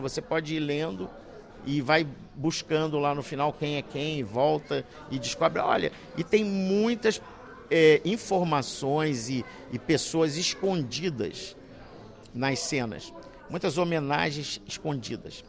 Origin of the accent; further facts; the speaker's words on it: Brazil; eu sou brasileiro